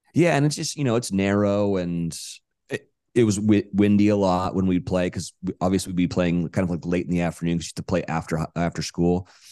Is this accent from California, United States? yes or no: yes; Monterey, California, United States; moved away as an adult; now in Los Angeles, United States; I grew up in Monterey, California